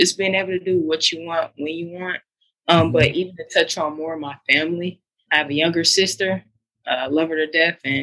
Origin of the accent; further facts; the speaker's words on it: Stockbridge, Georgia, United States; also born or lived in Greenwood, South Carolina / North Carolina; I grew up here in Stockbridge, Georgia